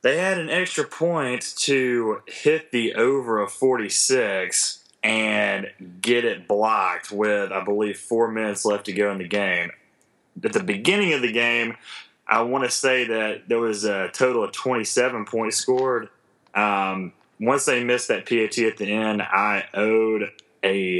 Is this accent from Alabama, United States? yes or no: yes; Alabama, United States; now in Georgia, United States; I grew up in Alabama and I live in Georgia.